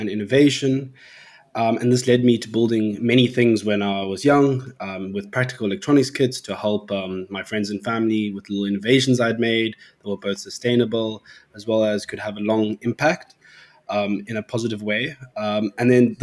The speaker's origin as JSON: {"language": "English", "town": "Cape Town", "region": "Western Cape", "country": "South Africa", "said": "I'm from Cape Town, South Africa"}